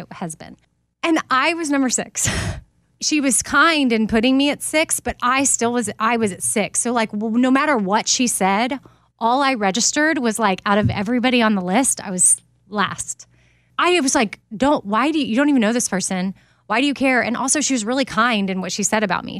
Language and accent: English; Austin, Texas, United States; I'm from Austin